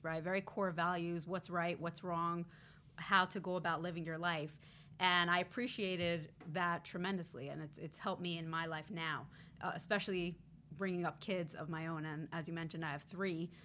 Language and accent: English; New York City, New York, United States; I actually grew up pretty close to here in Crown Heights, Brooklyn, New York